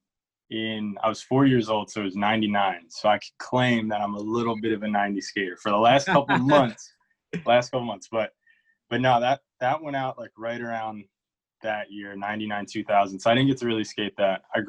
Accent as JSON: {"language": "English", "town": "Reading", "region": "Pennsylvania", "country": "United States", "said": "I'm from a town called Reading, Pennsylvania."}